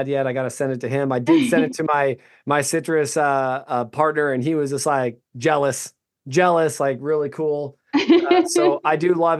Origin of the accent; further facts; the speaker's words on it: Orange, California, United States; I was born in Orange, California, too